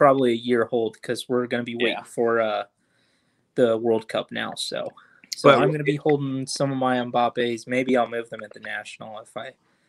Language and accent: English; Columbus, Ohio, United States; I got the Columbus Crew here in my hometown